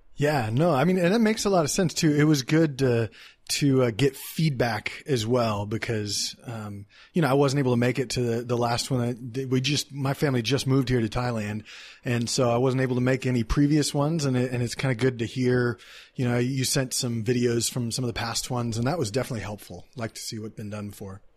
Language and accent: English; Dallas, Texas, United States; moved away; In Texas, I'm from Dallas